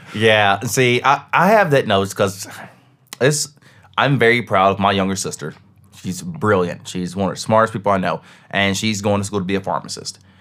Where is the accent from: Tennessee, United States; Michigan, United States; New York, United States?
Tennessee, United States; I'm from Tennessee.